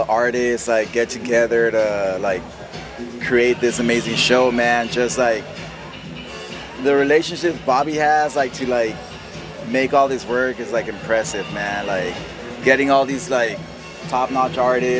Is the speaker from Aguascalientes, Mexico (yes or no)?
yes; Aguascalientes, Mexico; born or raised there; now in Escondido, United States